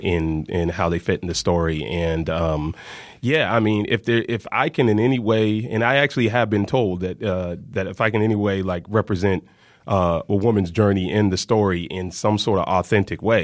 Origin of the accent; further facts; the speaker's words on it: the South, United States; I'm from the South